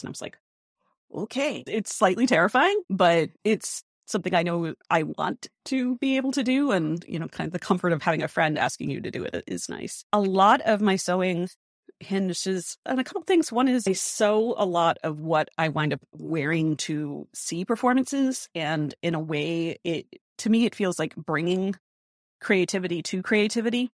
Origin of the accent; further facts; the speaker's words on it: Rhode Island, United States; moved away; a really strong music tradition in my hometown over in Rhode Island